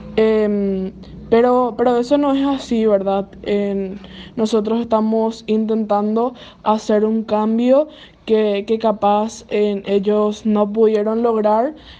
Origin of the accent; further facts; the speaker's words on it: Villarrica, Guairá, Paraguay; soy del el interior de Paraguay, en un departamento llamado Guairá de la ciudad de Villarrica.